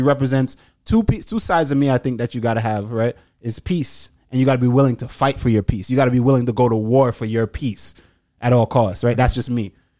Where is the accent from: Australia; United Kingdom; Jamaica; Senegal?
Jamaica; I was born here, but I was raised in Jamaica, mm-hmm. and I'm constantly back and forth.